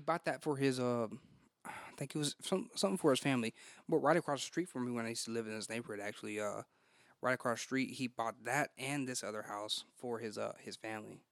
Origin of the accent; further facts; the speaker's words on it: Texas, United States; Born and raised in Texas.